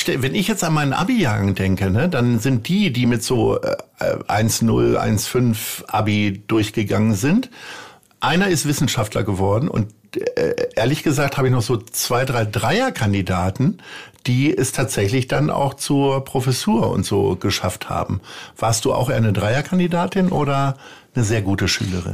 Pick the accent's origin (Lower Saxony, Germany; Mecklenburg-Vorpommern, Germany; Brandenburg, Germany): Lower Saxony, Germany; Stadthagen; moved away as an adult; also born or lived in Hanover; now in Hamburg, Germany; meiner Heimatstadt Stadthagen in Niedersachsen